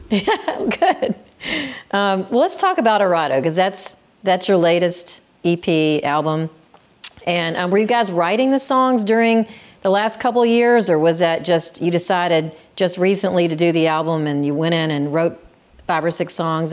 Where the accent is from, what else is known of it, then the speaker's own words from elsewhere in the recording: Memphis, Tennessee, United States; I grew up in Memphis